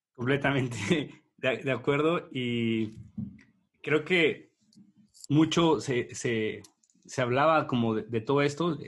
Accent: Mexico; yo soy mexicano

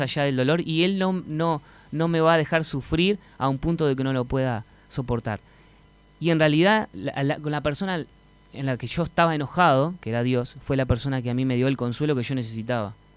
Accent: Montevideo, Uruguay; also born or lived in Buenos Aires, Argentina / Pocitos, Montevideo; now in Marindia, Uruguay; Me crié en la Unión

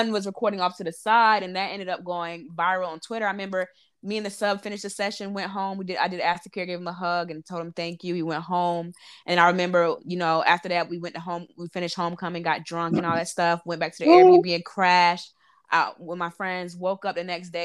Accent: North Carolina, United States; moved away as an adult; also born or lived in Harlem, New York / Brooklyn, New York; now in New York City, United States; I'm from North Carolina, born and raised, lived there 23 years

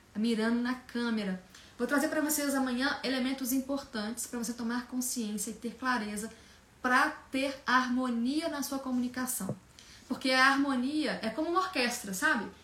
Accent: Minas Gerais, Brazil; moved away as an adult; now in São Paulo, Brazil; eu sou de Minas Gerais, eu vim para São Paulo há 16 anos, recém-formada

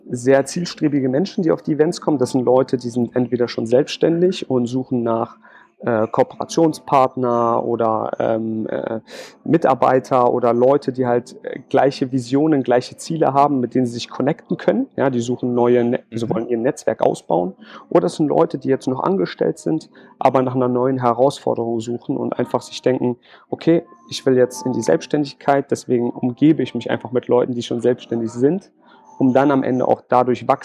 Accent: Berlin, Germany; now in Jena, Germany; bin dann irgendwann nach Thüringen gezogen, in die schöne Stadt Jena. Ich bin eigentlich Berliner. Alle fragen sich jetzt wahrscheinlich, warum zieht man von Berlin nach Jena?

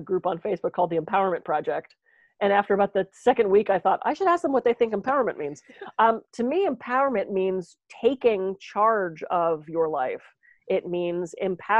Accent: East Coast, United States; now in California, United States; I'm from the East Coast

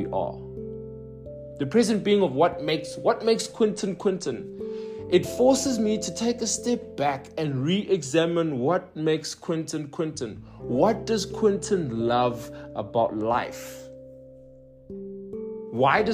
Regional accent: Johannesburg, Gauteng, South Africa; moved away as an adult; I was born and raised in the Johannesburg South, and I've been there for 26 years

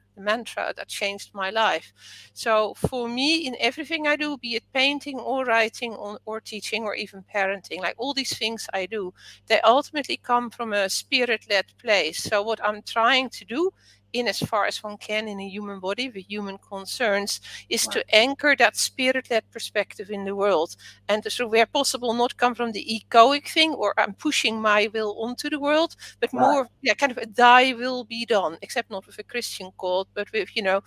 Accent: Netherlands; first language Dutch; English is a second language; moved away as an adult; now in England; I grew up in the Netherlands

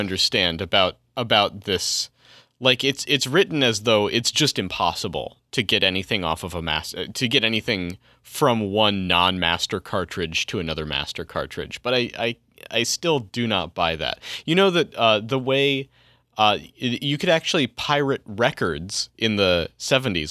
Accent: Colorado, United States; my home state in Colorado

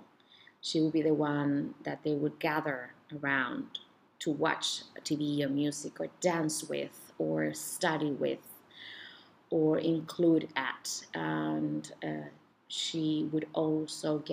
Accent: Chile; moved away; Where I'm from originally from Chile

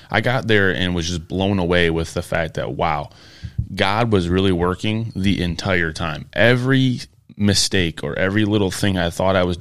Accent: Michigan, United States; I'm originally from Michigan.

